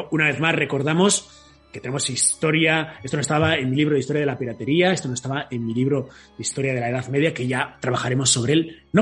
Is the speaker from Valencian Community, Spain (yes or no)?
yes; Alicante, Valencian Community, Spain; Yo soy de Alicante.